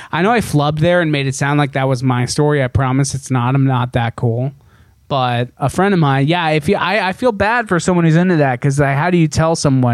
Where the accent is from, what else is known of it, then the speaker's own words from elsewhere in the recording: Cincinnati, Ohio, United States; now in Los Angeles, United States; Cincinnati, my hometown